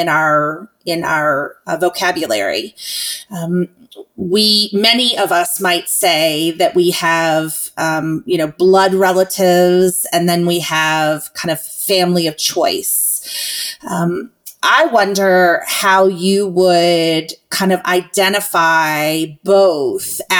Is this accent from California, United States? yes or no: no; Virginia, United States; moved away as an adult; now in Chattanooga, United States; I too am a fellow Southerner, and although I was born and raised in the Commonwealth of Virginia, my home here in Chattanooga, Tennessee